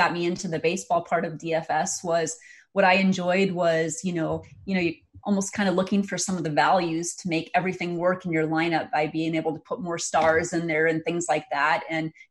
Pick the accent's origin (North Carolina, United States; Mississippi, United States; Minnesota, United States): Minnesota, United States; Hills; moved away as an adult; also born or lived in Moorhead, Minnesota; now in Sioux Falls, United States; I grew up in Hills, Minnesota, which is in the very southwest corner of the state of Minnesota.